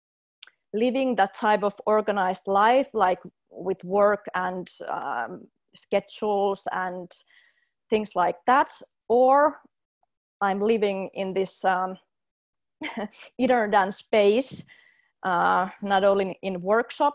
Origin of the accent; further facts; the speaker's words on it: Finland; I come from Finland, which is a highly organized culture